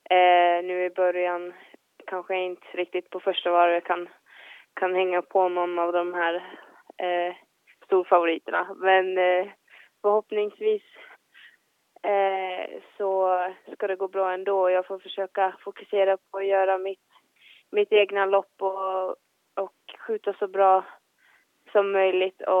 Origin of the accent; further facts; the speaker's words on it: Finland; oberoende om man tävlar i, hemma i Finland eller eh, på världscup så är det ju samma tävlingar liksom.